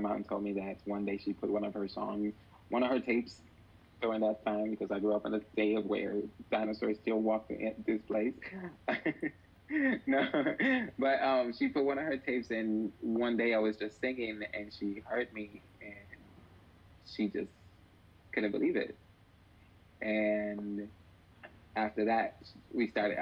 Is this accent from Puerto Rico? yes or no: yes; Puerto Rico; moved away; also born or lived in Ponce, Puerto Rico / Patillas, Puerto Rico; I am originally from Puerto Rico. I was born in Ponce, Puerto Rico. Although I lived my baby years in Patillas